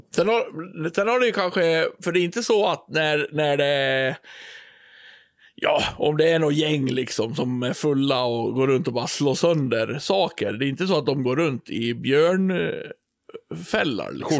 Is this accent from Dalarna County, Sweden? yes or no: yes; Björbo, Dalarna County, Sweden; also born or lived in Borlänge; Där jag kommer ifrån, eh, den lilla byn Björbo, där vi har ett lustigt ja. språk